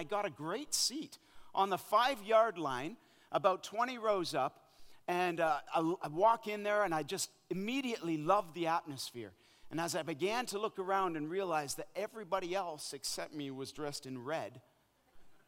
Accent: Canada; moved away as an adult; also born or lived in Africa; now in North Carolina, United States; I'm a Canadian boy who grew up playing ice hockey

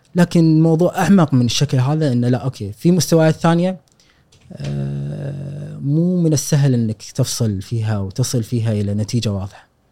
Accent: Kuwait; ان انا مولود هني

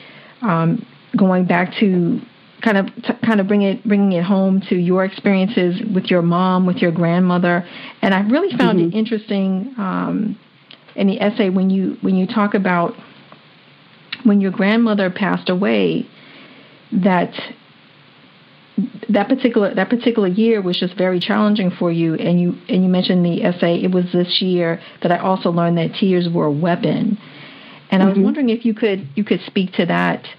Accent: Washington, District of Columbia, United States; I grew up in Washington, D.C., where it was all, you know, all Black.

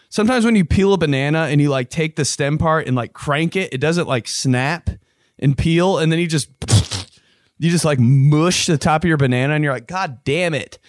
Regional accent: Indiana, United States; I was from Indiana

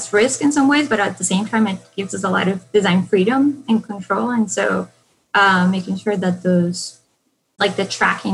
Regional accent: Colombia; moved away; I'm originally from Colombia, and in, you know, the 90s, things were kind of like pretty in turmoil in my city

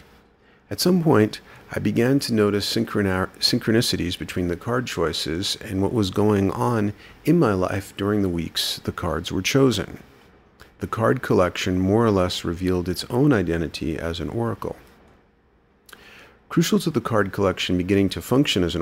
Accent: New York City, New York, United States; I grew up in New York City, where I frequently visited art museums

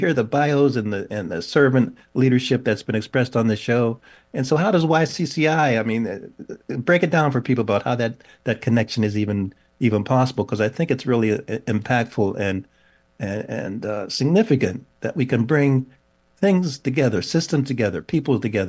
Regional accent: Pittsburgh, Pennsylvania, United States; I'm from Pittsburgh

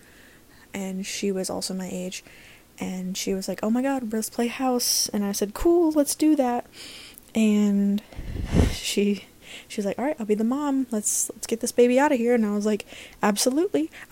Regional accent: Deep South, United States; I am from the Deep South in America

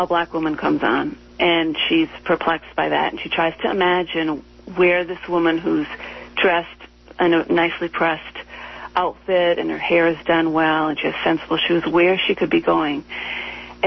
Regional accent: Minneapolis, Minnesota, United States; I grew up in Minneapolis

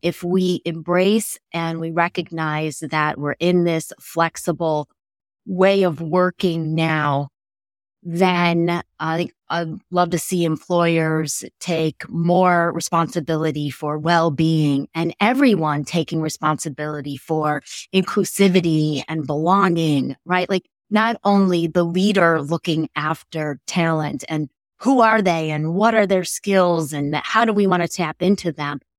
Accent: Chicago, Illinois, United States; I'm from Chicago, Illinois

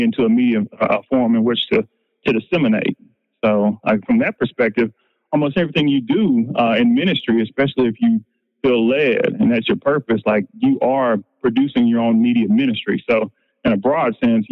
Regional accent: Nashville, Tennessee, United States; Nashville, my hometown.

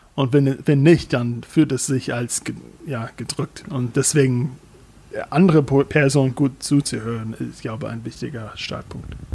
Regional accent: United States; German is a second language; now in Germany; als Amerikaner

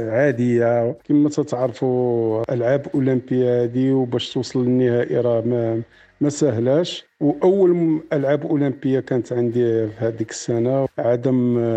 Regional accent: Morocco; فكرت في بلادي المغرب

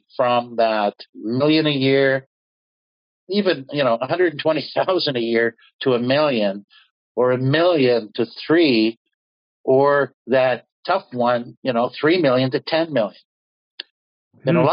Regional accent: Canada; also born or lived in United States; I was conceived in Norway, born and raised in Canada, and I spent a good part of my career in the U.S.

